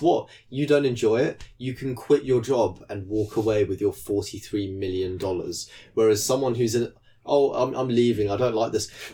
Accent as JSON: {"language": "English", "country": "United Kingdom", "said": "as a British person"}